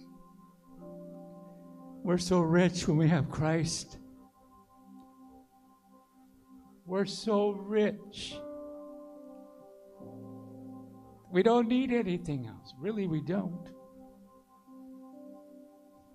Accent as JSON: {"language": "English", "area": "Aiken County", "region": "South Carolina", "country": "United States", "said": "I'm from Aiken County."}